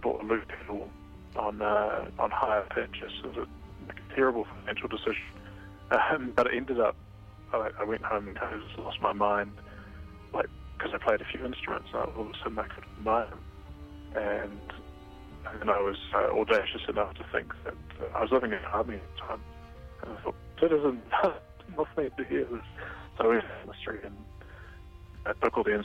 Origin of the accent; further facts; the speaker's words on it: New Zealand; moved away as an adult; also born or lived in Wellington; now in Netherlands; I'm obviously from New Zealand